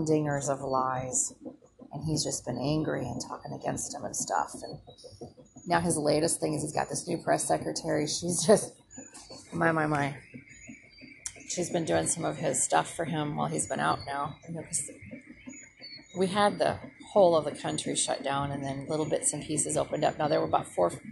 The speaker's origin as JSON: {"language": "English", "region": "Minnesota", "country": "United States", "also_born_or_lived": "rural South, United States", "moved": "yes", "said": "I'm from Minnesota"}